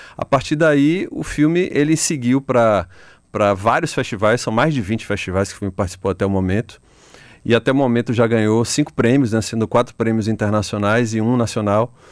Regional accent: Salvador, Bahia, Brazil; aqui em Salvador, é, onde eu cresci.

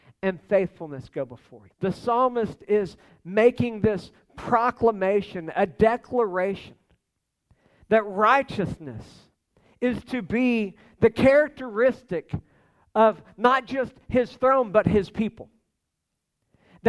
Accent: United States

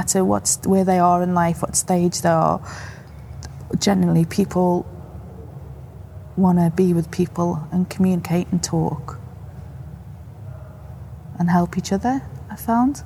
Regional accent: Liverpool, North West England, United Kingdom; moved away; I'm originally from Liverpool

